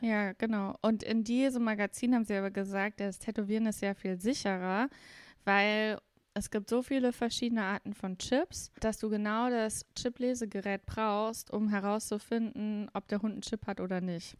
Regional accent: Saarland, Germany; accent: Saarländisch Platt; wir sagen zu unserem Dialekt auch platt.

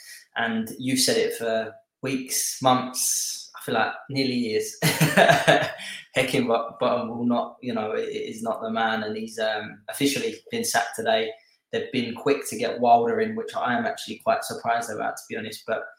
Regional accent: Scotland, United Kingdom; But obviously, being Scottish football fans, I say it every time this TV deal happens in England

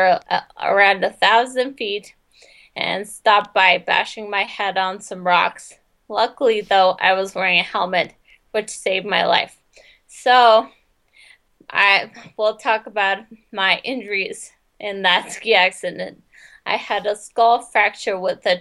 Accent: Colorado, United States; moved away as an adult; also born or lived in Jackson Hole, Wyoming; I grew up in Colorado

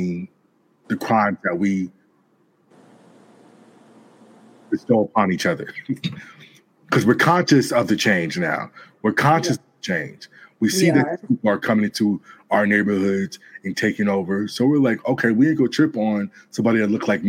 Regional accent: Gardena, California, United States; also born or lived in New York / North Hollywood; I'm from South Bay, Gardena, Torrance

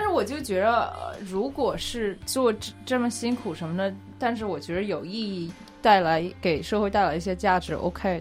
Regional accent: United States; 我是在，一直在美国长大，然后在大学期间我是学经济的

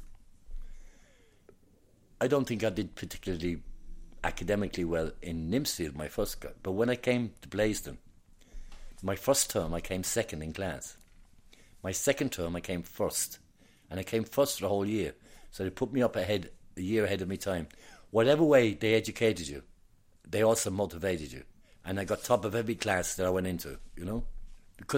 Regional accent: London, United Kingdom; moved away as an adult; now in Cork, Ireland; I was born in London, but my people were from Cork.

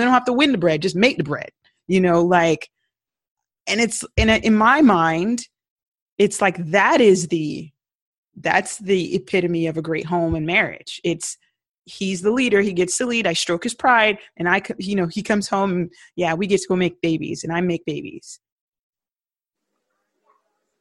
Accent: Jamaica; I'm Jamaican.

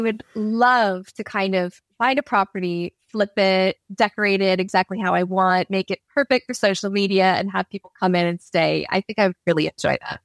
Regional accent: Canada; now in London, United Kingdom; me being Canadian

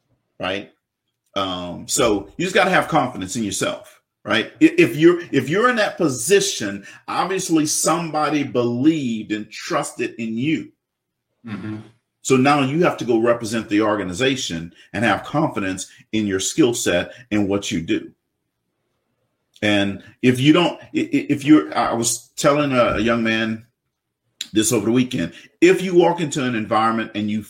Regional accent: South Louisiana, United States; this black kid growing up in South Louisiana

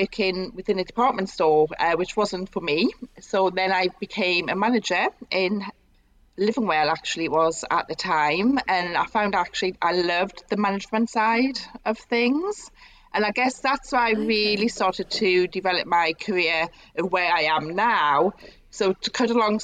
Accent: Newcastle upon Tyne, North East England, United Kingdom; moved away as an adult; also born or lived in Northampton; it was time for me to go home. So I came back to Newcastle

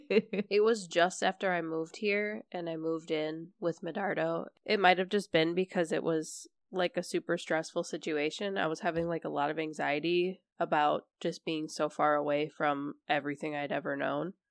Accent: Minneapolis, Minnesota, United States; I come from Minneapolis

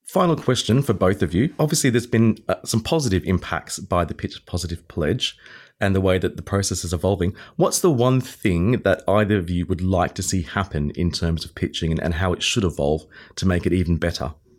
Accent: Australia; moved away as an adult; now in United Kingdom; I am leaving, um, the U K very shortly to return back to my home country, Australia.

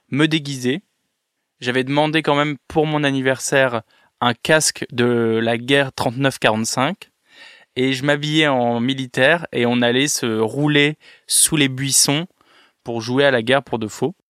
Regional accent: Villeneuve-d'Ascq, Hauts-de-France, France; je viens de Lille, précisément de Villeneuve-d'Ascq, qui est une petite ville, euh, à côté de Lille.

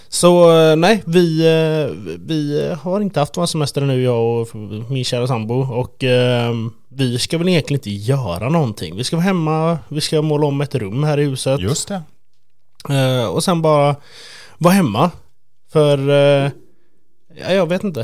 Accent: Sweden; Jag är ju typisk svensk

